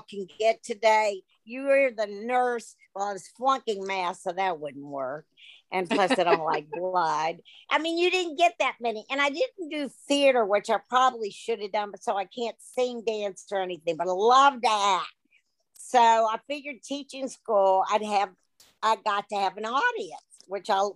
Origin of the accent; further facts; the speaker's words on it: Charleston, West Virginia, United States; I was born and raised in Charleston, West Virginia